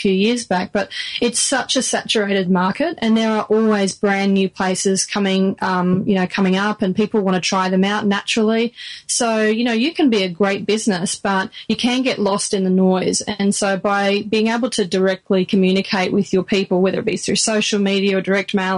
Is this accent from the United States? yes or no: no; Australia; Australian. My grandparents were Italian, but Spanish roots